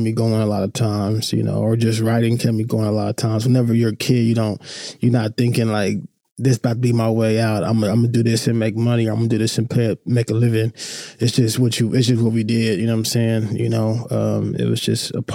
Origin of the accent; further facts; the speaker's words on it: Oklahoma City, Oklahoma, United States; I grew up probably a regular, inner city kid in Oklahoma City